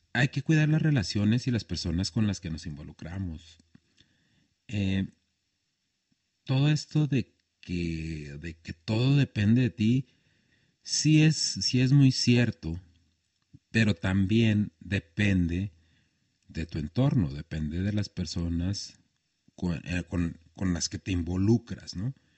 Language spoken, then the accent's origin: Spanish; Chihuahua, Mexico; also born or lived in Horizontes del Sur; crecí en un barrio como La Zapata, que después me fui a vivir a Horizontes